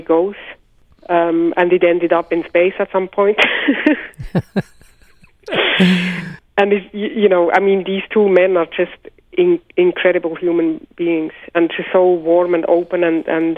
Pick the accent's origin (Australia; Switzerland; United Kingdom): Switzerland; growing up in Switzerland